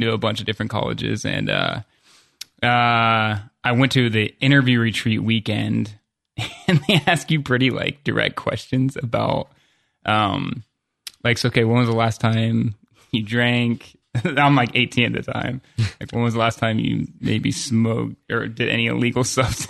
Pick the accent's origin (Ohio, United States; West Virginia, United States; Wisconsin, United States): Ohio, United States; Columbus; I'm from Columbus